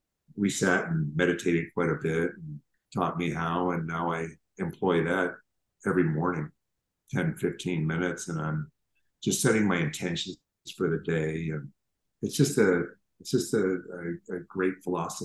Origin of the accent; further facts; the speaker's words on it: Minneapolis, Minnesota, United States; I grew up in Minneapolis